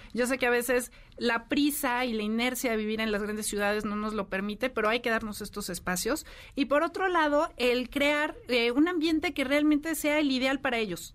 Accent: Mexico; como mexicanos

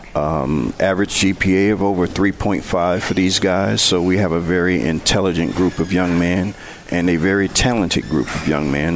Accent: Benton Harbor, Michigan, United States; also born or lived in Prairie View, Texas; now in Mount Pleasant, United States; I was growing up in Benton Harbor playing golf for Benton Harbor High School

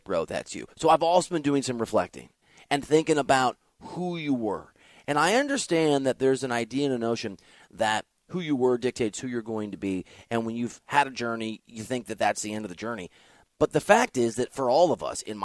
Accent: Dubuque, Iowa, United States; I'm from Dubuque, Iowa

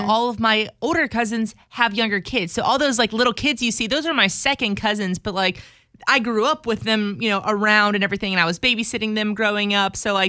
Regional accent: Baton Rouge, Louisiana, United States; now in Houston, United States; growing up in Baton Rouge, we had a Nymphas.

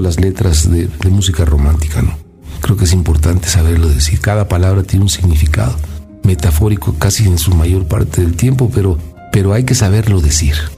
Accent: Mexico; Yo soy un mexicano

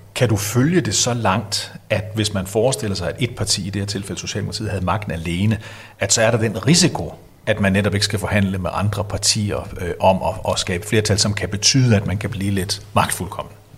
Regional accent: Denmark; vi som danskere

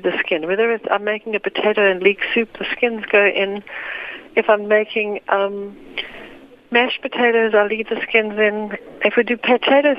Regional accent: South Africa; growing up in South Africa

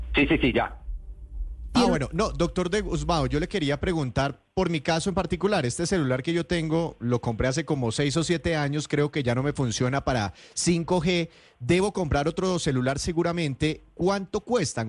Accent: Brazil; moved away as an adult; now in Colombia; soy brasileño.

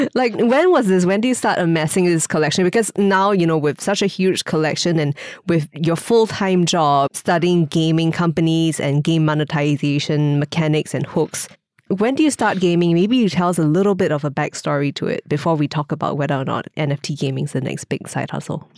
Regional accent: Singapore

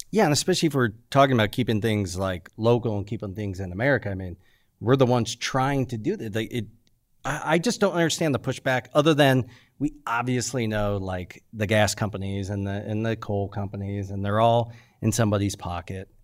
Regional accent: United States; I'm an American.

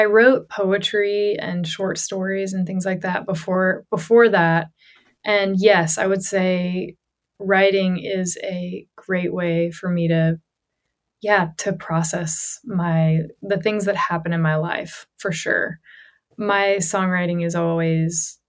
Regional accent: Johnson City, Tennessee, United States; moved away as an adult; my hometown in Johnson City, Tennessee, which is East Tennessee

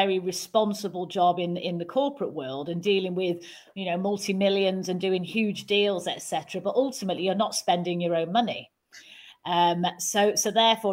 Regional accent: Manchester, North West England, United Kingdom; accent: Mancunian; I'm a Mancunian

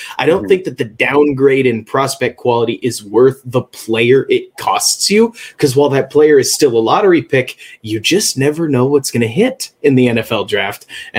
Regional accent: Texas, United States; I'm from Texas, for those of you who don't know, went to Baylor

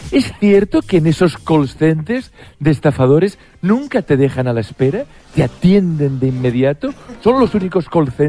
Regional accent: Valencia, Valencian Community, Spain; de Valencia.

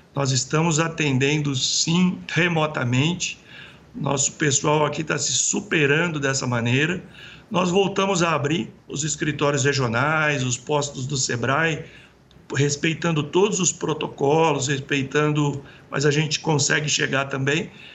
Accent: interior of São Paulo, Brazil; eu sou do interior de São Paulo

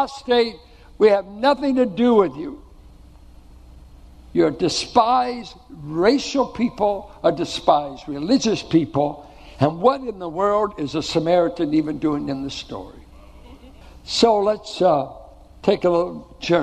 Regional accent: Richmond, United States; I grew up in Richmond.

